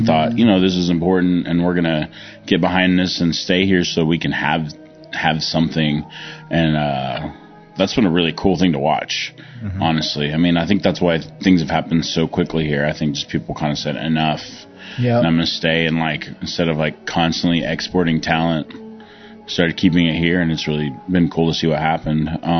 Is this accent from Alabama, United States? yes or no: no; Broken Arrow, Oklahoma, United States; also born or lived in Southern California; So, I feel like I grew up in Oklahoma now. I moved here 92. My parents dragged me kicking and screaming from Southern California to landlocked Oklahoma in Broken Arrow.